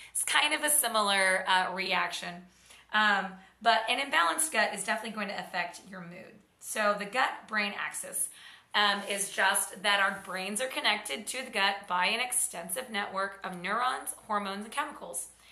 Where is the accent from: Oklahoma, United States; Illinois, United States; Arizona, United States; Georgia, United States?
Oklahoma, United States; I grew up in Oklahoma in Tornado Alley